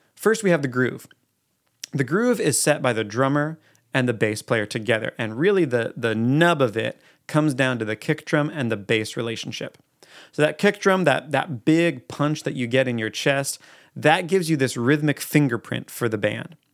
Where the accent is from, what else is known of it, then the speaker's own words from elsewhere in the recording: Eugene, Oregon, United States; I'm from Eugene, Oregon